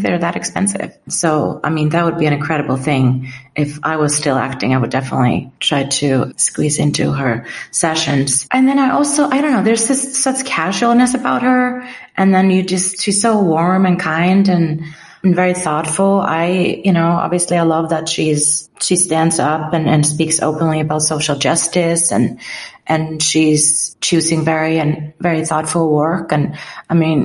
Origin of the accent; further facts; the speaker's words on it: Iceland; moved away; I'm from Iceland